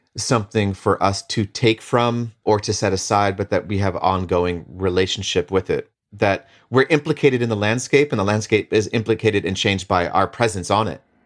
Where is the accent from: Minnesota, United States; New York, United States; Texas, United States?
Minnesota, United States; Leech Lake Reservation, northern; I'm Ojibwe from the Leech Lake Reservation in northern Minnesota.